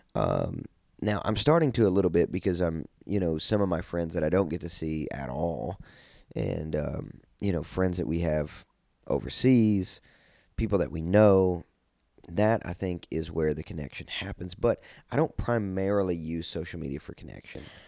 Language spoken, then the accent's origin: English; Kentucky, United States; I'm from Kentucky, so we would always sled